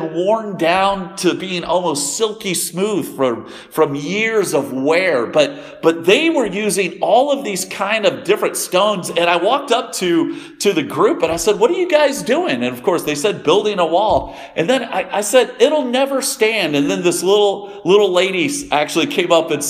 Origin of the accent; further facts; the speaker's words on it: Denton, Texas, United States; I was born in Denton, Texas, in a hospital called Flo